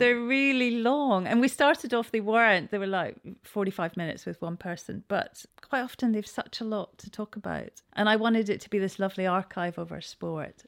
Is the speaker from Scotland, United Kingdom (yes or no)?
yes; Scotland, United Kingdom; moved away as an adult; now in Cowes, United Kingdom; I am Scottish.